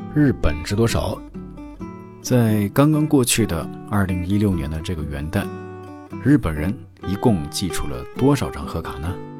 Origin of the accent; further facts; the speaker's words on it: Inner Mongolia, China; moved away as an adult; now in Japan; 我是中国人，我是内蒙人。嗯，虽然我是汉族啊，但是在内蒙古生活了将近二